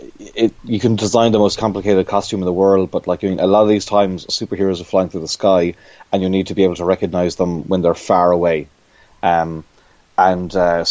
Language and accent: English; Ireland; growing up in Ireland